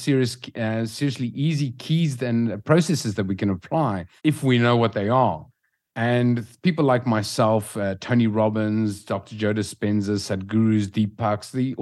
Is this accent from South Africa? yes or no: yes; South Africa; moved away as an adult; now in Lisbon, Portugal; We're from South Africa originally